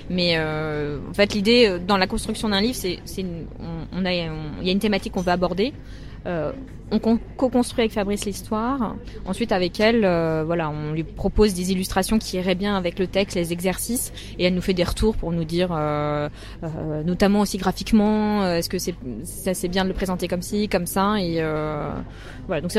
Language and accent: French; Metz, Grand Est, France; also born or lived in Paris / China; je suis née à Paris mais euh, j'ai habité à Metz pendant très longtemps et j'ai été expatriée euh, enfin, avec ma, famille en Chine pendant 4 ans.